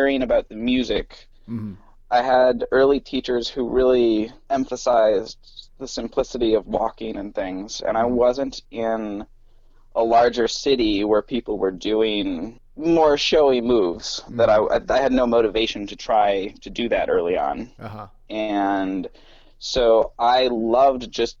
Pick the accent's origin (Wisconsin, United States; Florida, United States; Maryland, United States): Wisconsin, United States; La Crosse; moved away as an adult; also born or lived in Madison; now in Washington, D.C., United States; I grew up in Wisconsin in La Crosse